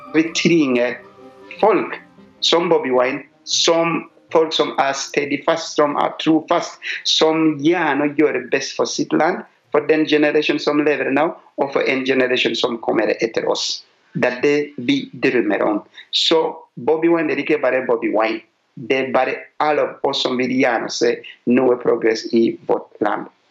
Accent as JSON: {"language": "Norwegian", "country": "Uganda", "moved": "yes", "lives_now": "Asker, Norway", "said": "Jeg kommer fra Uganda"}